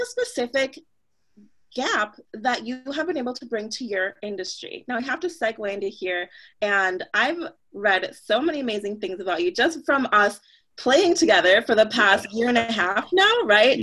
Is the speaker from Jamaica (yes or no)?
yes; Jamaica; now in United States; I was from Jamaica, um, you know, born in Jamaica, born in a different country, now living in the States